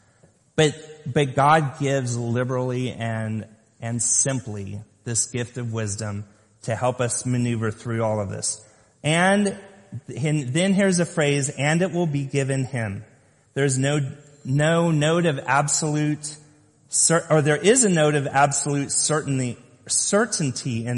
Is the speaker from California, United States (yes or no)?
yes; Lompoc, California, United States; I grew up in Lompoc, California, on the top of a hill